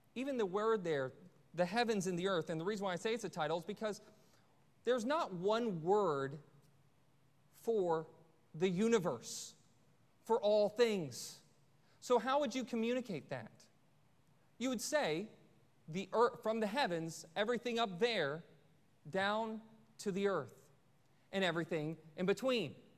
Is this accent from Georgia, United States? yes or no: yes; Forsyth County, Georgia, United States; my hometown in uh, Forsyth County